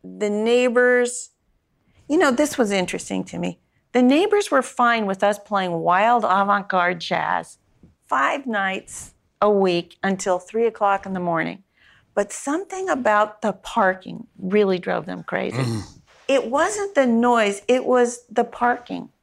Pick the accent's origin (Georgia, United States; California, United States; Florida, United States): California, United States; San Mateo; I grew up on the peninsula in San Mateo.